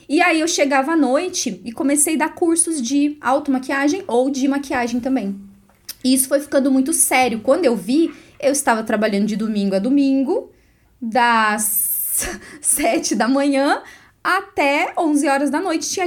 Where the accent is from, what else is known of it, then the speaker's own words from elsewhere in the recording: Bernardino de Campos, São Paulo, Brazil; moved away as an adult; now in Guarapuava, Brazil; Eu sou do interior de São Paulo. Ah, Bernardino de Campos, uma cidadezinha bem pequena, 8 mil habitantes. E aí eu saí de lá, fui para uma cidade vizinha um pouco maior, chamada Varé, que foi onde eu estudei. E aí vim para Guarapuava para fazer faculdade.